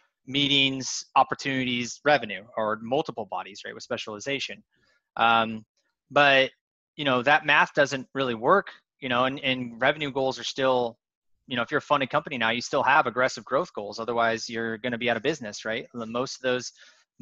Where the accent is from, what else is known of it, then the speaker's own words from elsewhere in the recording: Spokane, Washington, United States; I grew up in Spokane, Washington, pretty poor area of Spokane